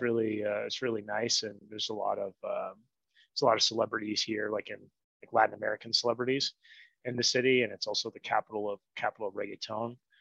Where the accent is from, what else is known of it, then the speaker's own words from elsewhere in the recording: Ottawa, Ontario, Canada; moved away as an adult; now in Medellín, Colombia; I'd grown up there until I lived in a city called Ottawa up until I was about 27